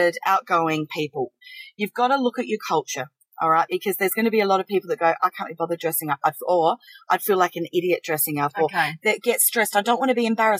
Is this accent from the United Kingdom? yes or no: no; South Australia, Australia; we're from South Australia